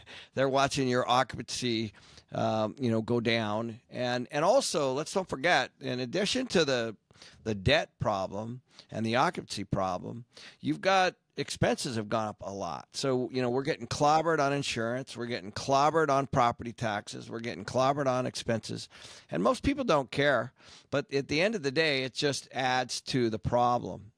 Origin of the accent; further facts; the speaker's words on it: Seattle, Washington, United States; I grew up in Seattle